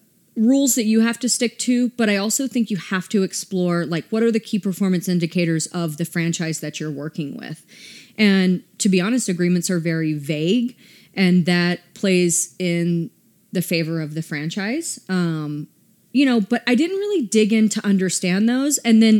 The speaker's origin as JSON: {"language": "English", "region": "the South", "country": "United States", "said": "And I mean, I'm from the South. How I dress when I live in Atlanta is much different than how I dress here."}